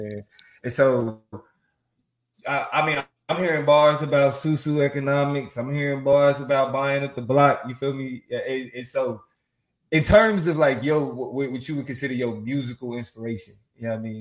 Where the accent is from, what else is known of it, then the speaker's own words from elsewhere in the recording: Kansas, United States; moved away; I'm from Kansas